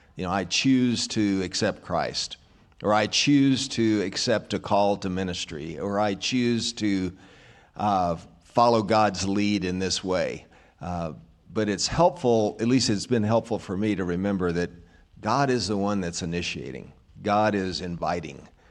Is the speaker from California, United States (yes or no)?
no; Arkansas, United States; I was raised in Arkansas, so that's another reason I'm simple-minded